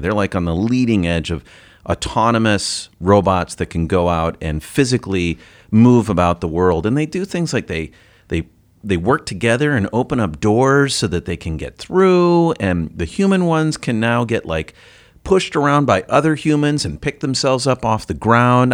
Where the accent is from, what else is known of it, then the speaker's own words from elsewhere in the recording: United States; as an American